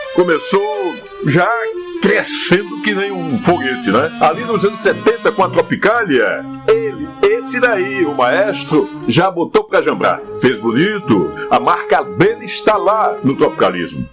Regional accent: Paraíba, Brazil; Eu sou da Paraíba

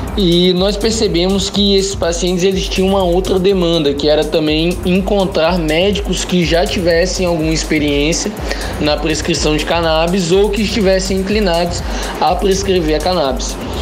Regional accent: Vitória, Espírito Santo, Brazil; sou natural de Vitória, Espírito Santo

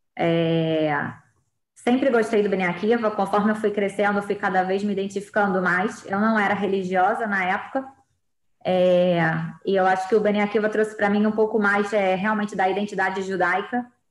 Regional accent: Rio de Janeiro, Brazil; accent: carioca; first language Portuguese; moved away as an adult; also born or lived in Israel; now in Modiin, Israel; eu nasci no Rio de Janeiro, venho do Rio de Janeiro, de uma família tradicional judaica. É, eu estudei desde pequenininha no Colégio Barilã, em Copacabana, no Rio.

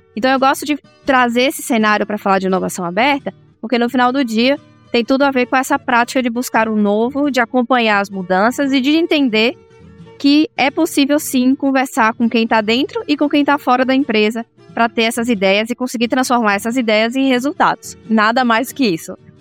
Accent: Salvador, Bahia, Brazil; moved away as an adult; now in São Paulo, Brazil; eu sou baiana, nascida em Salvador, né? E eu fiz engenharia química lá em Salvador

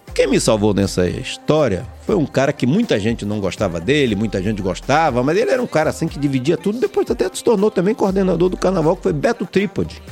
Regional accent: Valença, Bahia, Brazil; nasci na cidade de Valença

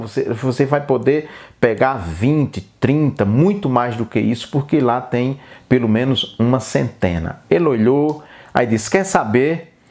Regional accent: Brazil; nós, brasileiros

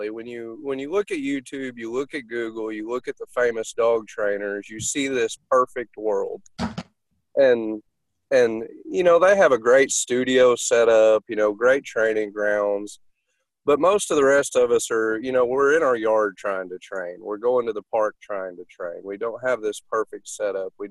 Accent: Texas, United States; accent: Texan; a lot of my accent I picked up from Texas.

